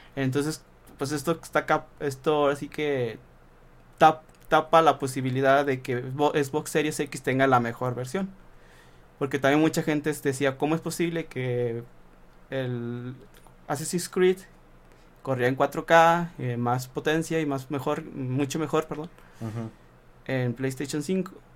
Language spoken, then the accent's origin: Spanish; Saltillo, Coahuila, Mexico; somos de Saltillo